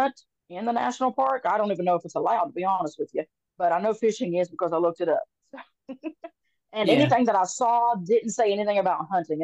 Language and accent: English; Appalachian Mountains, United States; I grew up in the Appalachian Mountains